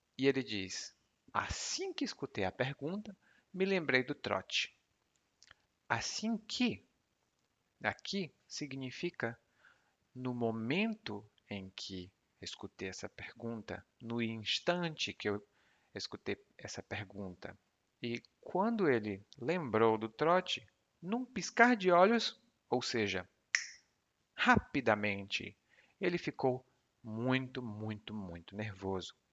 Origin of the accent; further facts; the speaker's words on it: Brazil; o porquê de eu aprender português é que eu sou brasileiro